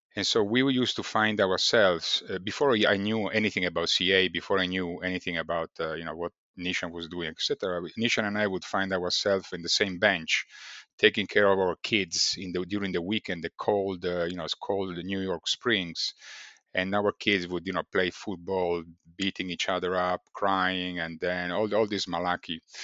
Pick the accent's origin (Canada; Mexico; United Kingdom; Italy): Italy; accent: Italian; English is a second language; moved away as an adult; also born or lived in China / Vietnam / Malaysia / Texas, United States; as you could probably have guessed from, uh, b-, by my accent, I'm Italian.